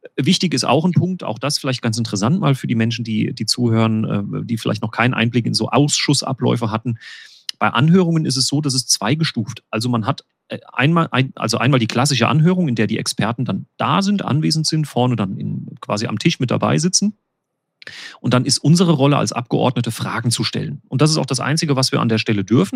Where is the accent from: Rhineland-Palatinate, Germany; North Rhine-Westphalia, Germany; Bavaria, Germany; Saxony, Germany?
Rhineland-Palatinate, Germany; Winterbach; da, wo ich lebe, äh, meine Heimatgemeinde, die Ortsgemeinde Winterbach, ist eben eine solche Sohnwaldgemeinde